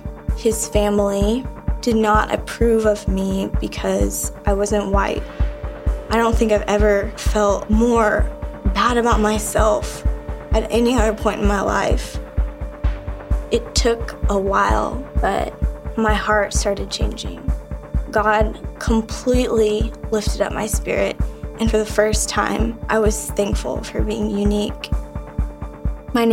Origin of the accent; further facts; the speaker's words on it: South Korea; born there; I was born in South Korea. I'm not exactly sure where.